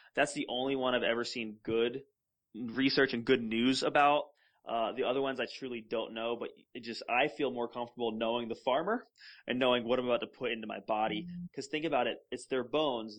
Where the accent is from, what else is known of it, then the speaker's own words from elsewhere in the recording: Florida, United States; we grew up together in Florida